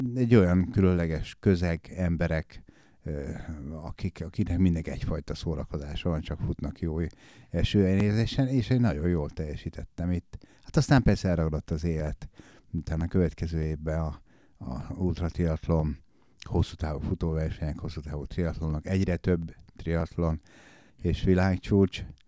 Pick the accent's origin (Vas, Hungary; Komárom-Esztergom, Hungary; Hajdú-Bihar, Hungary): Komárom-Esztergom, Hungary; also born or lived in Ács, Hungary; Én vidéken nőttem fel, Ácson nevelkedtem, Kováromba költöztünk, kisváros.